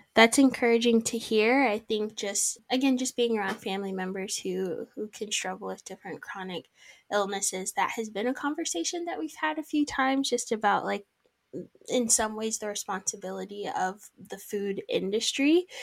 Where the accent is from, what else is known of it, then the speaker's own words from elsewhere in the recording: United States; now in Canada; I'm originally from the States